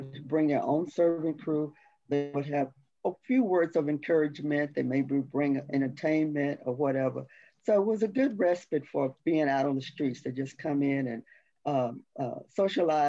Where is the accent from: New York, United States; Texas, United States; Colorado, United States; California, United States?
Texas, United States; Dallas; I am from Dallas. I'm from a all African-American community in Dallas